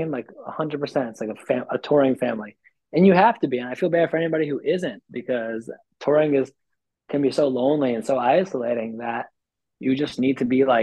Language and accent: English; New York, United States; as a New Yorker, I, I just live in like an on-demand environment